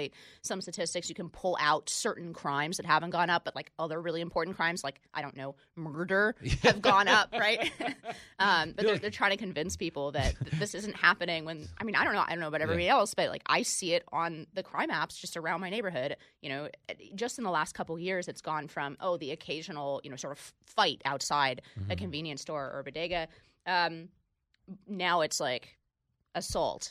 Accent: California, United States; being a Californian

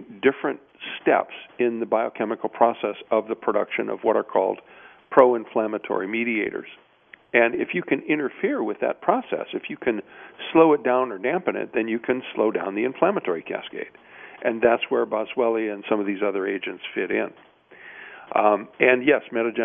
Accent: Midwest, United States; I grew up in the Midwest

